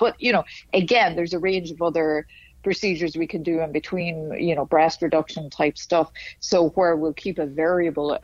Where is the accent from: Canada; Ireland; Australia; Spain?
Ireland; Dundalk, Leinster; accent: northern; moved away as an adult; also born or lived in Dublin / Philadelphia / Indianapolis; now in Miami, United States; I was born and raised 3 miles south of the border